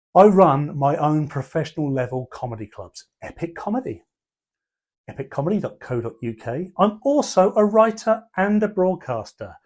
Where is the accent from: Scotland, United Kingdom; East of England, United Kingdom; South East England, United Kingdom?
South East England, United Kingdom; Portsmouth; also born or lived in Pembroke; I was born in Portsmouth and raised in Pembroke